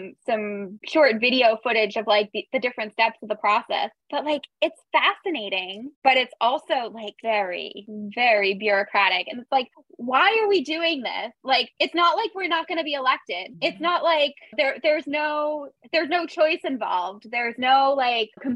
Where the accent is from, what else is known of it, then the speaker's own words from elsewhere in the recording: United States; moved away; I'm American